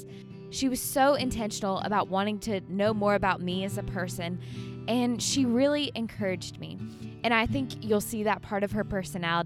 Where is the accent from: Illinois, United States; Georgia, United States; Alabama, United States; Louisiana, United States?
Alabama, United States; Birmingham; moved away as an adult; now in Franklin, United States; I grew up in Birmingham, Alabama, and then I moved here about 3 years ago.